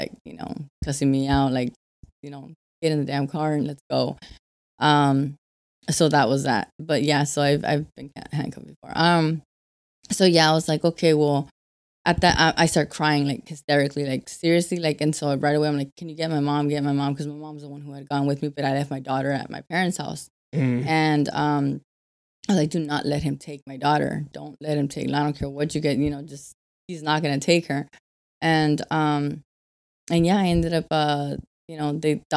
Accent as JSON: {"language": "English", "region": "Arizona", "country": "United States", "said": "I'm from Arizona"}